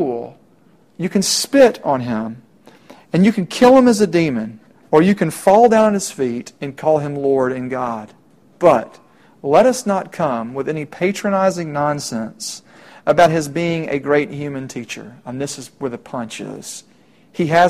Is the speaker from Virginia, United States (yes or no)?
no; Middle Tennessee, United States; I'm from Middle Tennessee